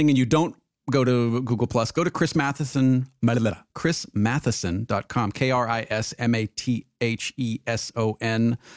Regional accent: Michigan, United States; not only am I … from Michigan, I am … … from Michigan.

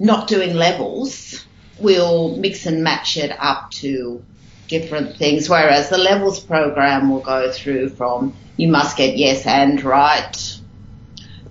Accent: Sydney, New South Wales, Australia; I'm from Sydney, Australia

